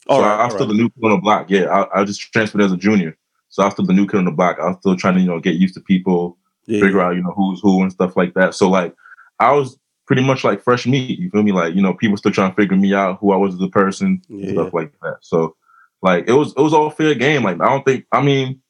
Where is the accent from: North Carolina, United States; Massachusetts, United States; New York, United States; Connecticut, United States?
New York, United States; New York City; now in Elmont, United States; I was born in Brooklyn, but I live in Elmont now.